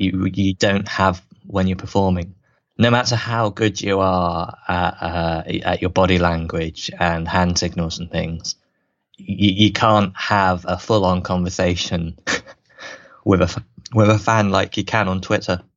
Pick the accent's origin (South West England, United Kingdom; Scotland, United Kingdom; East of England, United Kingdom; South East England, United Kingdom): South West England, United Kingdom; Swindon; my hometown, my home team, Swindon Wildcats